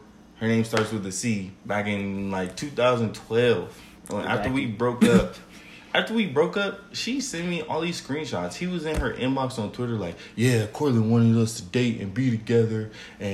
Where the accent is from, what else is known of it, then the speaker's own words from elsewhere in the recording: Las Vegas, Nevada, United States; growing up in Vegas